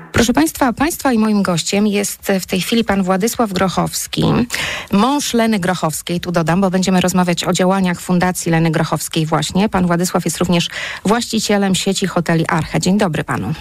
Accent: Lublin, Lublin Voivodeship, Poland; ja jestem z Lublina

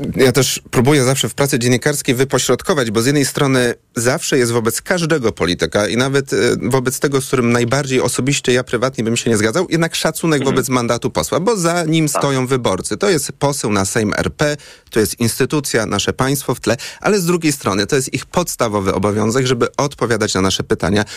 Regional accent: Poznań, Greater Poland, Poland; jako poznaniak

